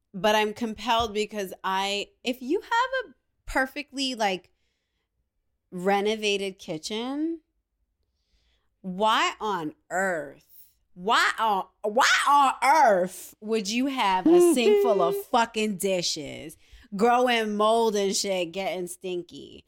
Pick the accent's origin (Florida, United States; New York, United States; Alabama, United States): New York, United States; I'm a New Yorker